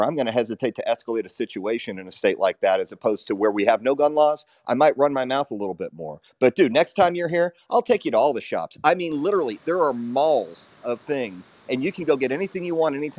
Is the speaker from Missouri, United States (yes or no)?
no; Texas, United States; Jerry, I'm going to clarify something, though, as a Texan. We welcome Californians.